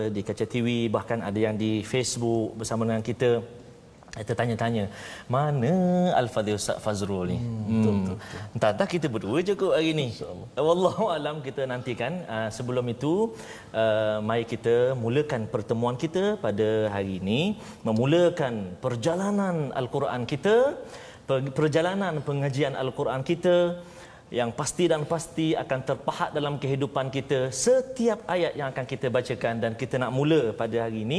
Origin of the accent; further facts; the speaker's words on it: Terengganu, Malaysia; Dua-dua kami daripada negeri Terengganu